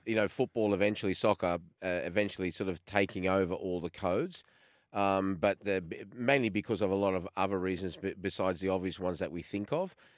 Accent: Australia; moved away as an adult; Growing up in Australia, I'm a little bit older than both of yous, uh, in, especially in the, in the eighties, say, before I left

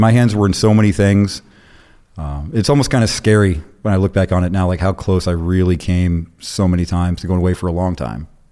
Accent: Arizona, United States; also born or lived in South Carolina / Florida; lived in Florida for a while, really came up in Arizona, lived in Arizona twenty years. That's where I was junior high, high school, and post high school

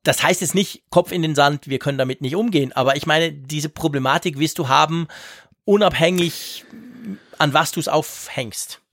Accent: Switzerland; bei uns in der Schweiz

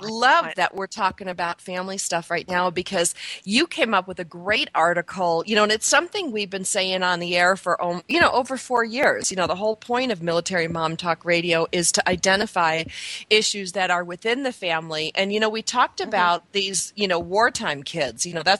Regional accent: Buffalo, New York, United States; I grew up in Buffalo, and then, you know, my birthday is also in January, and we were snowed in.

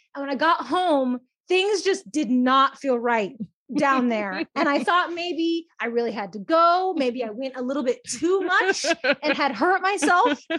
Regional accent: Texas, United States; moved away as an adult; also born or lived in Baltimore, Maryland; now in Portland, United States; I'm originally from Texas

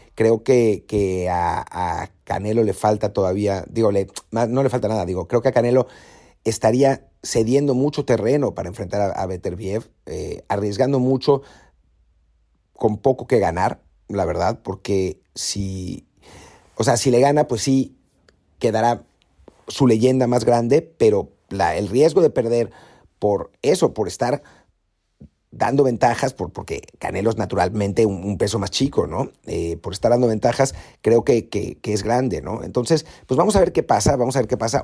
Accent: Mexico; como mexicanos

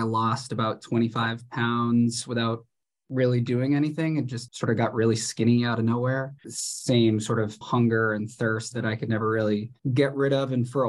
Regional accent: Boston, Massachusetts, United States; now in Washington, United States; I'm from the Boston area

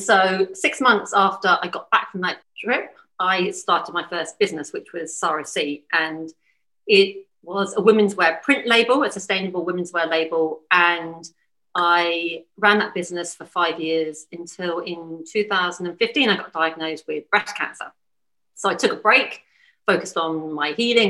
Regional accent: Bournemouth, South West England, United Kingdom; also born or lived in London; now in New Zealand; I grew up in Bournemouth.

